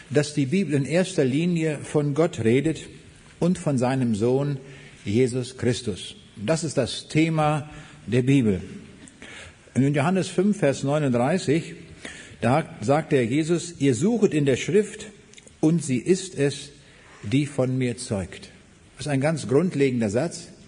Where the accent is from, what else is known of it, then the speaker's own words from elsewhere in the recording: Braunschweig, Lower Saxony, Germany; also born or lived in East Prussia; Ich komme aus Braunschweig, aber geboren bin ich in Ostpreußen 1937.